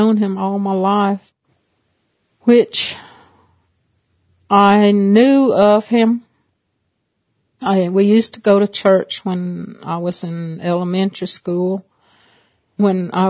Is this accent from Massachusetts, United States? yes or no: no; Cherokee, North Carolina, United States; I'm from Cherokee, North Carolina, with the Eastern Band of Cherokee Indians.